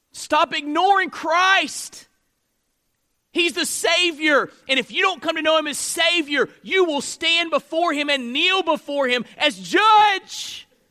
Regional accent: Tallahassee, Florida, United States; now in North Mississippi, United States; I was born in Tallahassee, Florida

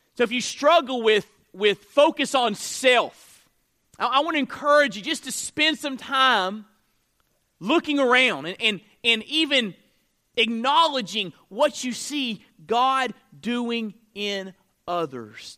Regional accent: Florida, United States; moved away as an adult; now in Mississippi, United States; I'm from Florida, so I'm a Florida State fan

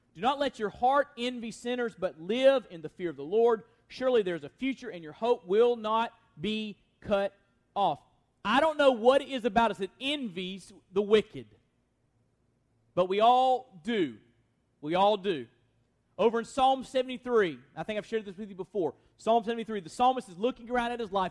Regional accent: United States; as American Christians

